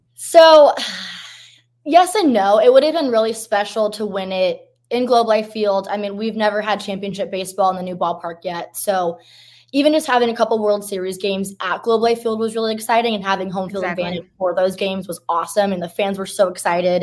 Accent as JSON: {"language": "English", "region": "Southern California", "country": "United States", "tie": "born or raised there", "moved": "yes", "lives_now": "Texas, United States", "said": "I'm actually from Southern California, so I grew up an Angels fan"}